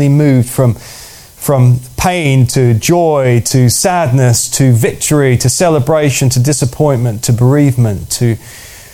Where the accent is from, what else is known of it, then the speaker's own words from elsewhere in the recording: United Kingdom; as British